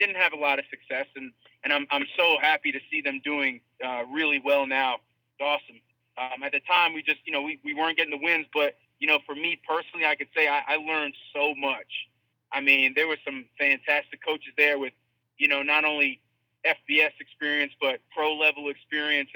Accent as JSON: {"language": "English", "area": "Long Island", "region": "New York", "country": "United States", "said": "I went back home to Long Island. I'm originally from Long Island, New York."}